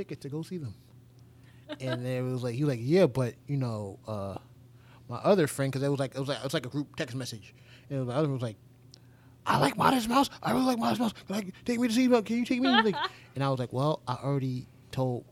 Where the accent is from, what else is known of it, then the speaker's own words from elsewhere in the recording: Georgia, United States; growing up in Georgia